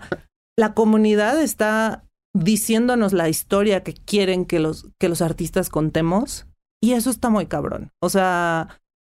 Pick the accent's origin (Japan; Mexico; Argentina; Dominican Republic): Mexico; first language Spanish; yo soy mexicana, he hablado español, aprendí inglés en una escuela primaria